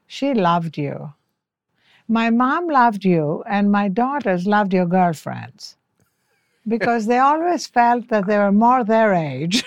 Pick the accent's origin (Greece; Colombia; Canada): Greece; first language French; English is a second language; moved away as an adult; also born or lived in Cambridge, United Kingdom / Washington, United States; now in Los Angeles, United States; I come from Greece